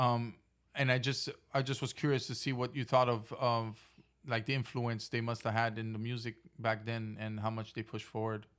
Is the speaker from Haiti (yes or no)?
yes; Haiti; growing up in Haiti